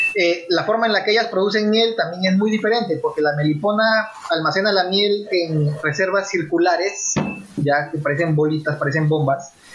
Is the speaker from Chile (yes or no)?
no; Peru; como peruanos